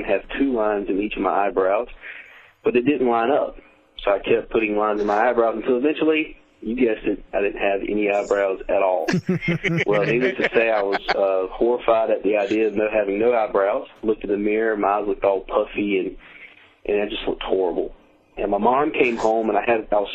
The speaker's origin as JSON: {"language": "English", "town": "Rocky Mount", "region": "North Carolina", "country": "United States", "said": "I'm a comedian from Rocky Mountain, North Carolina"}